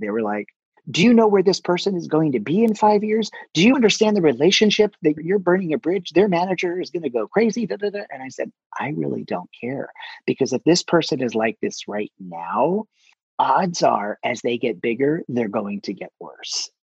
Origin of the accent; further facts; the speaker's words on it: New Jersey, United States; I'm from Jersey